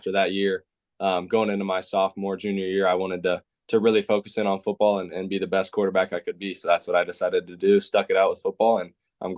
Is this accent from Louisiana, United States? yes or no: no; Indiana, United States; You know, growing up in Indiana, basketball is a big thing, and going to all the high school basketball games and stuff were great.